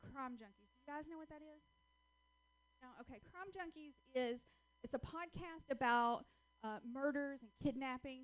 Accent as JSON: {"language": "English", "region": "Georgia", "country": "United States", "also_born_or_lived": "West Coast", "accent": "Southern", "moved": "as an adult", "said": "I'm originally from Georgia. That's where I get this wonderful little accent"}